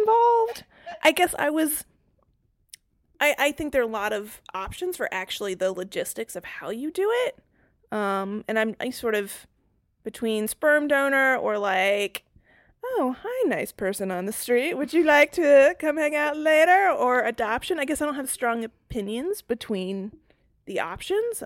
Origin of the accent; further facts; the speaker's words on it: North Carolina, United States; moved away as an adult; also born or lived in Massachusetts / Raleigh, North Carolina / Boston, Massachusetts; I spent my formative years in North Carolina and then ended up staying there for college